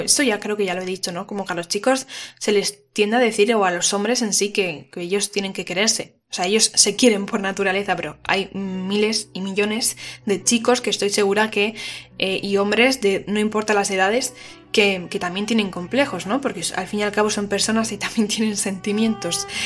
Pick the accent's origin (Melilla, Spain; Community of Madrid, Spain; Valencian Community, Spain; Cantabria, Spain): Valencian Community, Spain; Valencia; soy de Valencia